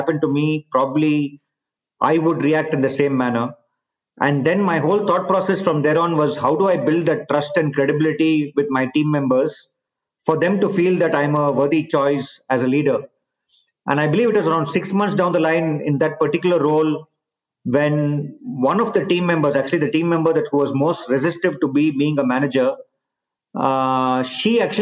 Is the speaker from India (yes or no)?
yes; India; moved away as an adult; also born or lived in Bay Area, United States / Barcelona, Spain / Singapore / China; I've obviously been born and brought up in India